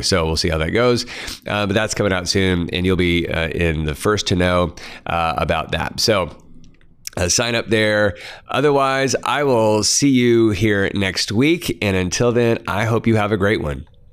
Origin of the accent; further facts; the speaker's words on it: Kansas, United States; growing up in Kansas, um, not a lot of mining that I grew up around.